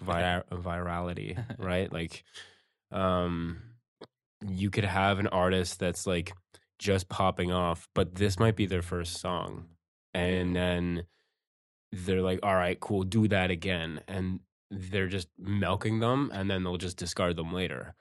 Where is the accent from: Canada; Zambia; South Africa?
Canada; Campbellford, Ontario; I grew up in, in Campbellford